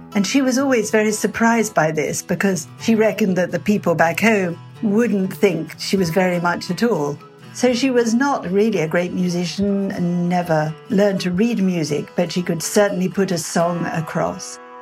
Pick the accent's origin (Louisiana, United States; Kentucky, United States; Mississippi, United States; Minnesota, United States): Kentucky, United States; Butcher Hollow; my hometown is Butcher Holler, Kentucky.